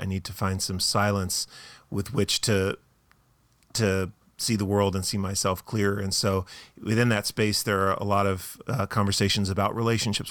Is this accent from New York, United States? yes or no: no; Tucson, Arizona, United States; moved away as an adult; also born or lived in Boston, Massachusetts; we're from Tucson, Arizona. We lived for a while in Boston, Massachusetts